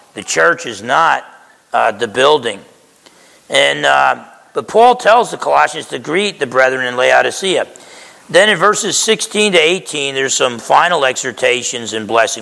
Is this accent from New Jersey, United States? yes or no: yes; Essex County, New Jersey, United States; moved away; I grew up in Essex County, New Jersey.